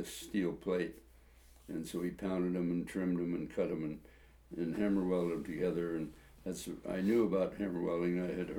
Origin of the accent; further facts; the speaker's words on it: Modesto, California, United States; I was raised in Modesto, California.